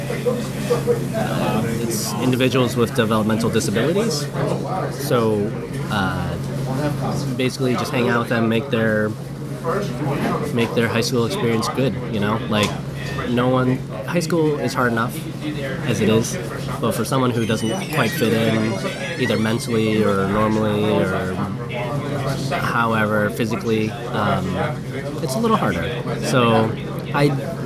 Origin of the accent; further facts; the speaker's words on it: Iowa, United States; moved away as an adult; also born or lived in Minnesota; I was born in Minnesota, but raised in Iowa, lived there for 20 something years